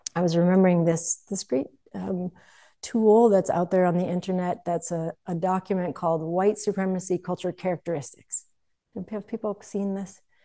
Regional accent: United States; growing up in the United States

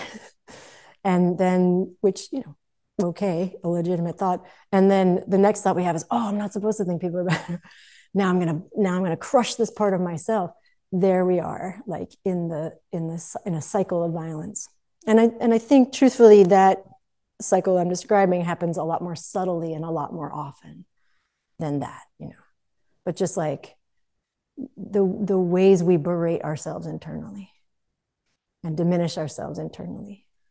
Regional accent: United States; growing up in the United States

